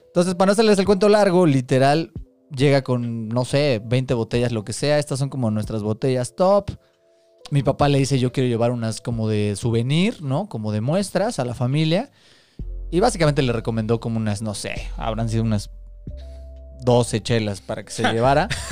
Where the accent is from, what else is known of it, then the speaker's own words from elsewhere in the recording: Mexico City, Mexico; Somos tres amigos chilangos